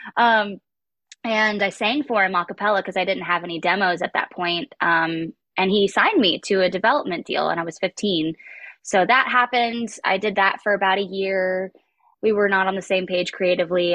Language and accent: English; West Palm Beach, Florida, United States; moved away; I'm from West Palm Beach, Florida. It was a very interesting place to grow up